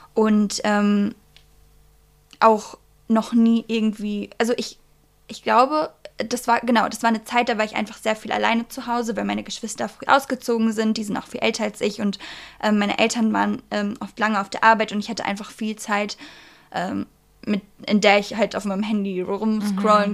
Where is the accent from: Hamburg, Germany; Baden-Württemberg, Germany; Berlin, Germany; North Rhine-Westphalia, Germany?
North Rhine-Westphalia, Germany; Bielefeld; ich komme aus Bielefeld